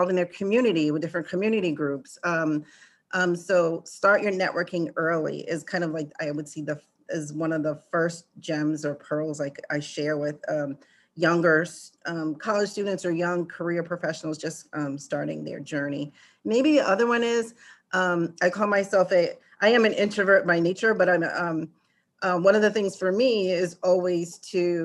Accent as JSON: {"language": "English", "region": "Rhode Island", "country": "United States", "tie": "born or raised there", "said": "growing up in New England and in a small state like Rhode Island, which is outside of Massachusetts"}